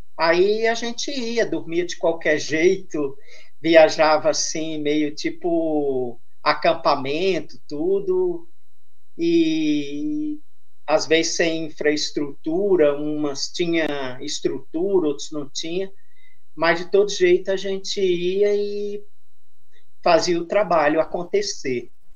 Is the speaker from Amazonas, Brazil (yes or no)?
no; Santos, São Paulo, Brazil; Eu sou de Santos, litoral paulista